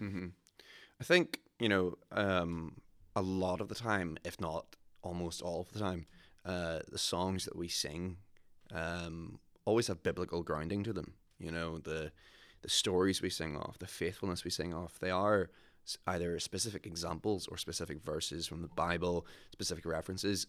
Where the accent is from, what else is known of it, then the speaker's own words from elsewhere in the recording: Ballyclare, Northern Ireland, United Kingdom; I'm originally from Ballyclare